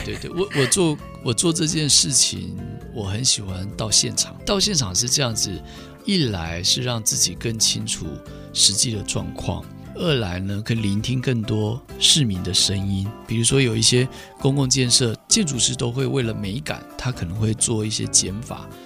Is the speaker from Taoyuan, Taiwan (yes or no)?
no; Hsinchu, Hsinchu City, Taiwan; 我是土生土长的新竹人